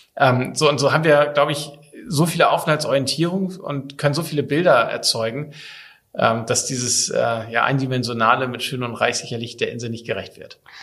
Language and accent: German; Kiel, Schleswig-Holstein, Germany; moved away as an adult; also born or lived in Papenburg; now in Sylt, Germany; bin ich Kind der Ostsee, gebürtiger Kieler